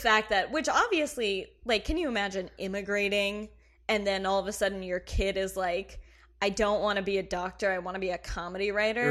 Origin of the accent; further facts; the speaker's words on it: Kentucky, United States; moved away; I am from Kentucky